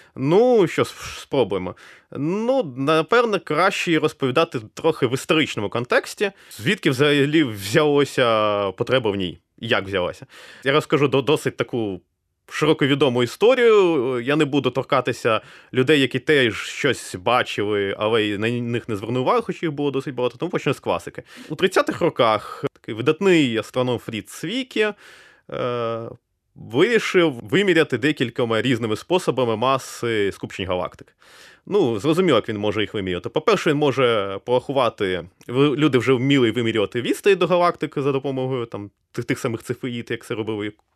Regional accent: Kryvyi Rih, Dnipropetrovsk Oblast, Ukraine; moved away; also born or lived in Kyiv; Я виріс у Кривому Розі

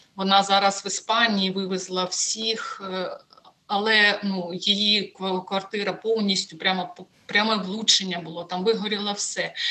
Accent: Sievierodonetsk, Luhansk Oblast, Ukraine; moved away; Я сама з Луганщини втратила житло в Сєвєродонецьку

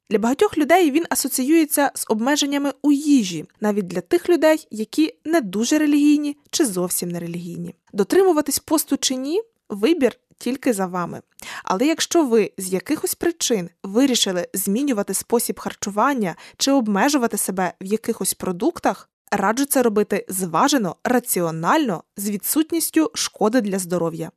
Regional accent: Western Ukraine, Ukraine; на Західній Україні, так точно, звідки я родом

